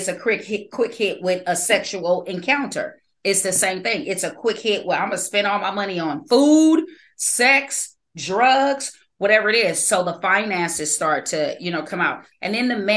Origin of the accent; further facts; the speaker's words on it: California, United States; I was born in California